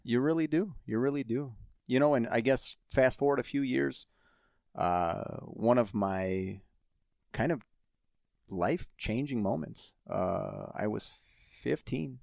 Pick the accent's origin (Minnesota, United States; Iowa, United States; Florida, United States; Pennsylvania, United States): Minnesota, United States; Saint Paul; growing up in Saint Paul